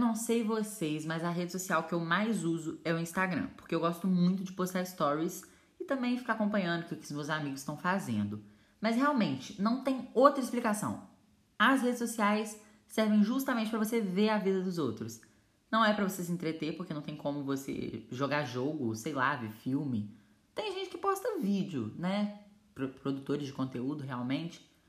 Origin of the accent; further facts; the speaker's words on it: Brazil; also born or lived in Minas Gerais; eu sou do Brasil